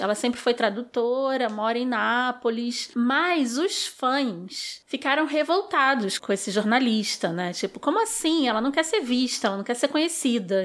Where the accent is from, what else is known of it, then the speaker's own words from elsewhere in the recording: Rio de Janeiro, Brazil; Sou nascida e criada no subúrbio do Rio de Janeiro